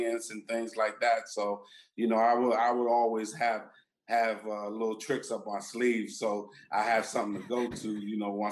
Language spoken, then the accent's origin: English; Landover, Maryland, United States; my hometown, you know, in Maryland, Landover, Maryland